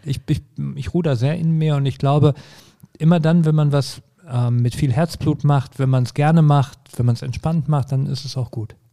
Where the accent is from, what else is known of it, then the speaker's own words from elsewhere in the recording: Herten, North Rhine-Westphalia, Germany; also born or lived in Essen; Herten ist meine Heimatstadt. Da bin ich groß geworden.